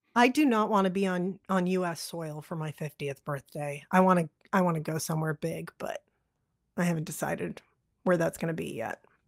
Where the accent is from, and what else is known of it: Massachusetts, United States; born or raised there; also born or lived in Lowell, Massachusetts / Concord, Massachusetts